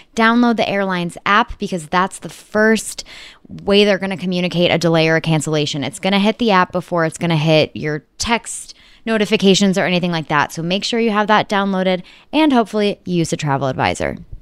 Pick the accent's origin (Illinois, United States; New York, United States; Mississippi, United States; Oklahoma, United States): Illinois, United States; Chicago; Chicago's my hometown